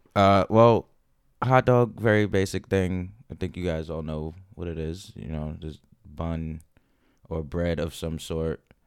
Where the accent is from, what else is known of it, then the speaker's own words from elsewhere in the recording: New York City, New York, United States; growing up in New York City, spent a lot of time in public parks